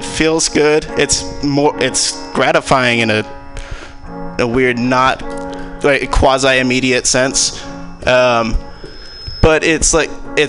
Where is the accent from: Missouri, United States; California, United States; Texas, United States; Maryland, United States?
California, United States; San Jose; born there; was born in San Jose.